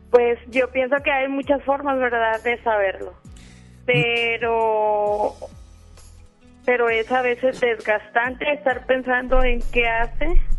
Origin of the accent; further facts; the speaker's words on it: León, Guanajuato, Mexico; moved away as an adult; now in Monterrey, Mexico; no soy de aquí de Monterrey, soy de León, Guanajuato y estoy aquí por mi trabajo